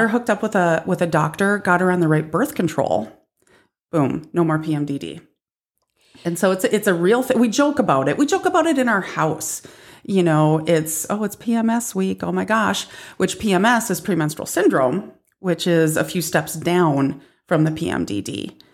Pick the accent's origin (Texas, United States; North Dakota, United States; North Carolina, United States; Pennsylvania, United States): North Dakota, United States; now in South Dakota, United States; 'cause I'm from North Dakota and we're better up there.